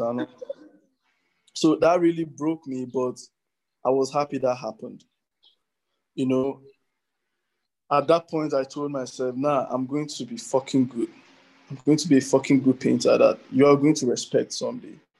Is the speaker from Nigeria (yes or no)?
yes; Nigeria; as contemporary Nigerian artists